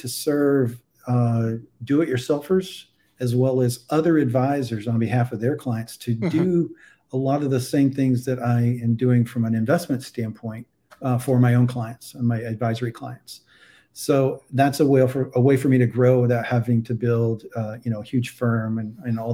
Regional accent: Texas, United States; also born or lived in Boston area; now in Saratoga Springs, United States; my home state of Texas

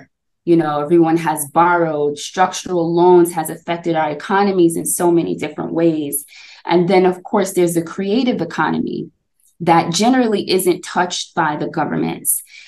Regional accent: Jamaica; now in Ghana; as someone who lives in Ghana, and I'm Jamaican, of course

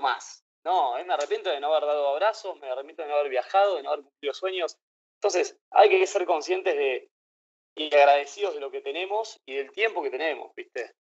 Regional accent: Buenos Aires, Argentina; moved away as an adult; also born or lived in Playa del Carmen; crecí en Buenos Aires

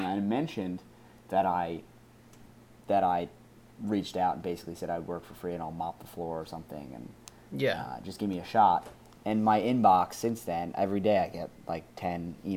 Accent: New York City, New York, United States; I was very lucky to be born and grow up in New York City

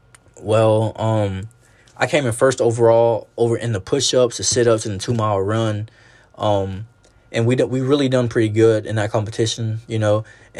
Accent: the South, United States; Like, especially growing up in the South, I really felt as if I was not important enough

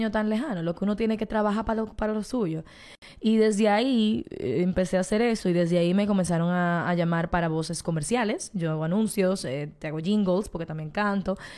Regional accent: Dominican Republic; Yo soy una dominicana, con pasaporte dominicano

